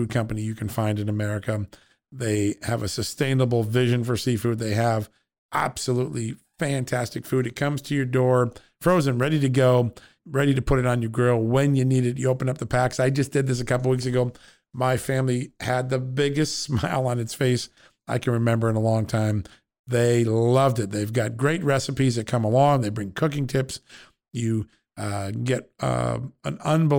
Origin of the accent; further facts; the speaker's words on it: Connecticut, United States; I grew up in Connecticut